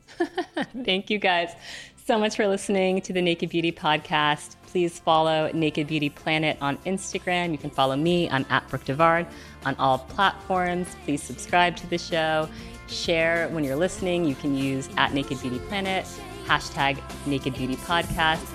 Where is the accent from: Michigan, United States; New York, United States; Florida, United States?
New York, United States; New York City; Growing up in New York City